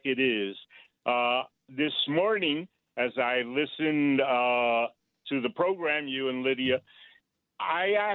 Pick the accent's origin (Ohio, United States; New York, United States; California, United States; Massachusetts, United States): New York, United States; New York City; I was raised on 156th Street and Westchester Avenue back in the days